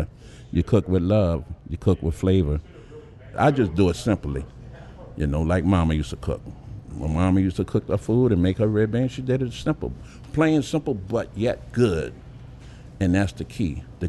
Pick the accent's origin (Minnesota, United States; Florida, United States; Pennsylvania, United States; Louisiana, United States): Louisiana, United States; New Orleans; I'm from Uptown. I live Uptown New Orleans practically all my born days